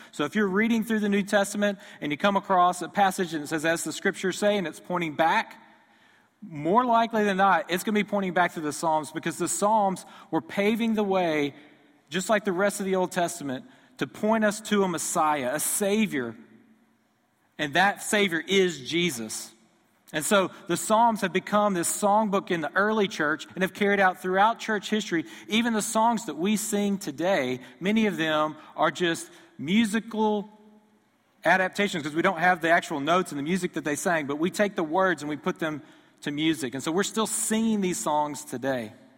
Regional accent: Houston, Texas, United States; moved away; I grew up near Houston, Texas, so I grew up an Astros fan

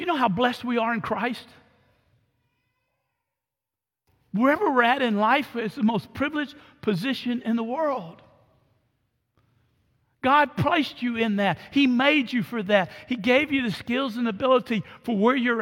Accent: Orange, United States; moved away; as a kid growing up in Orange

